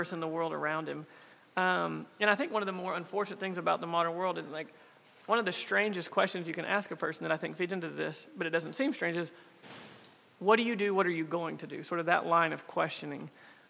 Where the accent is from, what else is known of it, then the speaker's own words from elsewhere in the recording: East Texas, United States; I'm from East Texas